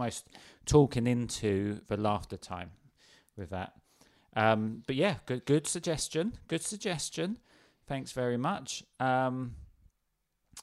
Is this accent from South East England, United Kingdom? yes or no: yes; near Dover, South East England, United Kingdom; moved away; We've got Dover Castle near where I lived. I did a project on Dover Castle when I was a kid